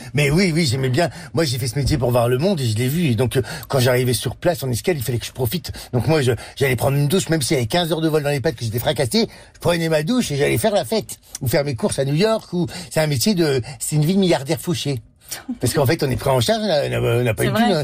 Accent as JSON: {"language": "French", "area": "the Nord", "region": "Hauts-de-France", "country": "France", "said": "je suis du Nord"}